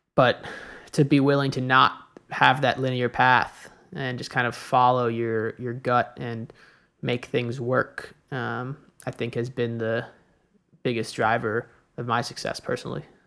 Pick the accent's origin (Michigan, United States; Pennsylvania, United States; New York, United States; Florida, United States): New York, United States; moved away as an adult; also born or lived in Chicago; I grew up in New York, you know, my family, my friends in New York